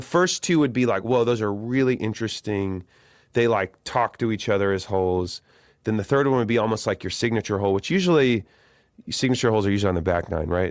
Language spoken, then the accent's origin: English; Eugene, Oregon, United States; I'm from Eugene, Eugene, Oregon